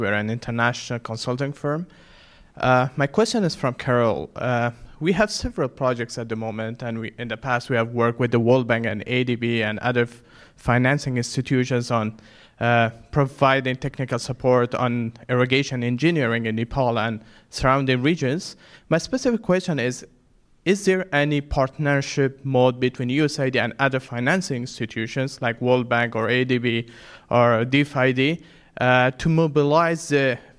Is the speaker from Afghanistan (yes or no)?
yes; Afghanistan; moved away; I come from Afghanistan